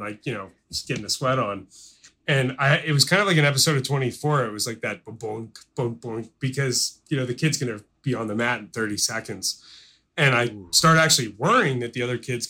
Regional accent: Baltimore, Maryland, United States; moved away; growing up in Baltimore

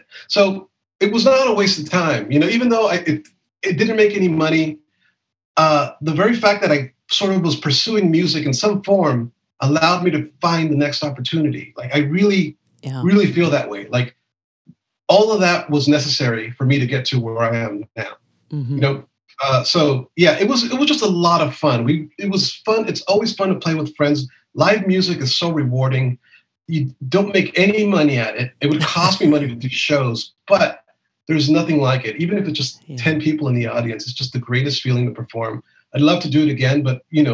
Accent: Los Angeles, California, United States; where I grew up in East

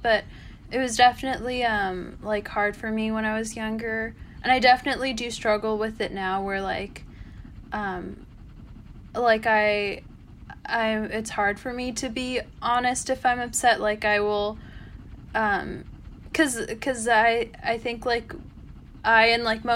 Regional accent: United States; second / third generation Korean American

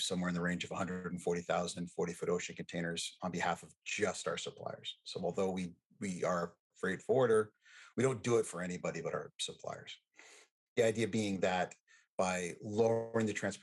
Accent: Texas, United States; I grew up in Texas.

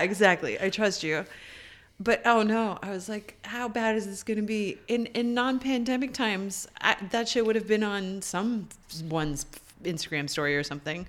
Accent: Canada; Fellow Canadian

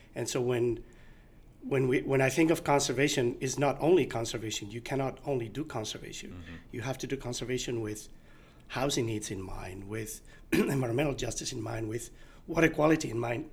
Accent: Asturias, Spain; now in California, United States; so I grew up in Asturias. It's a region in uh, in northern Spain

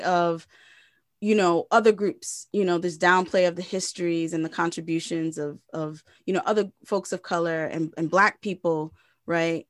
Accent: Providence, Rhode Island, United States; moved away; my hometown, Providence, Rhode Island.

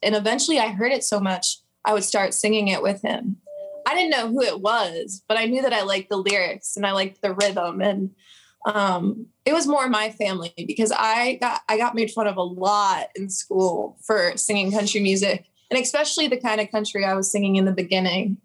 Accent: Pennsylvania, United States; I'm about an hour from Philly, a little small town

